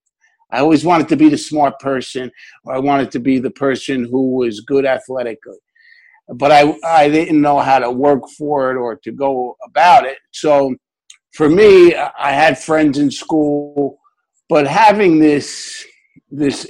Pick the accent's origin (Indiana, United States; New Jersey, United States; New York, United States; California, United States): New Jersey, United States; Newark; I lived in Newark, New Jersey